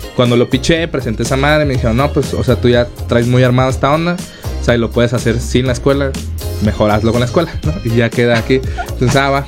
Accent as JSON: {"language": "Spanish", "town": "Ciudad Obregón", "region": "Sonora", "country": "Mexico", "moved": "yes", "lives_now": "Mexico City, Mexico", "said": "yo soy de Obregón, Sonora"}